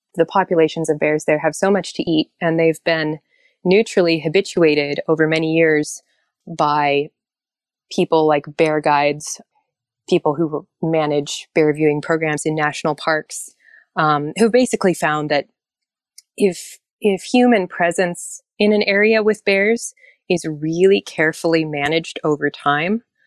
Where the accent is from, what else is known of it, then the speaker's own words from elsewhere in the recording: Anchorage, Alaska, United States; also born or lived in Norway; not only did I grow up in Anchorage